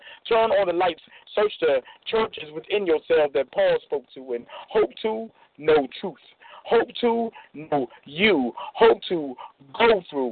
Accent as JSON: {"language": "English", "town": "Chester", "region": "Pennsylvania", "country": "United States", "said": "From Chester, Pennsylvania"}